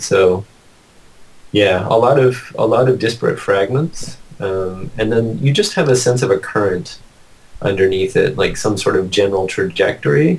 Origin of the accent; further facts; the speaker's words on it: Ottawa, Ontario, Canada; moved away; also born or lived in British Columbia; I grew up in Ottawa